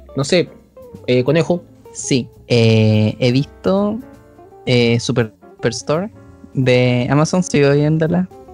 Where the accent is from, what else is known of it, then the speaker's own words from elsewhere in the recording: Chile; tratando de sobrevivir como chileno